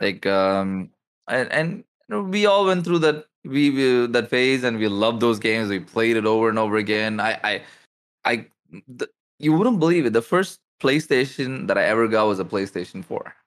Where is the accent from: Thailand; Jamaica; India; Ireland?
India; I'm from India